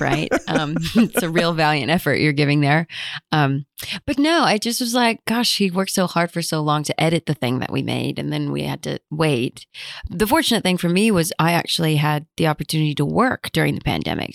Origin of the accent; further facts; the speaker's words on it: United States; I'm American